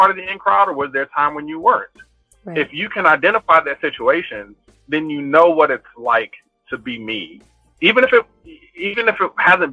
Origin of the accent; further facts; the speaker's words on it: Compton, California, United States; I'm from Compton and from the hood